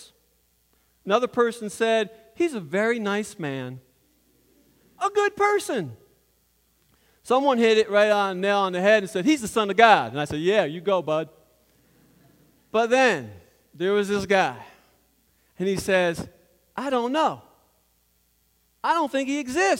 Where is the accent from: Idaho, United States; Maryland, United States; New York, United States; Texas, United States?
New York, United States; moved away as an adult; now in North Carolina, United States; I grew up in New York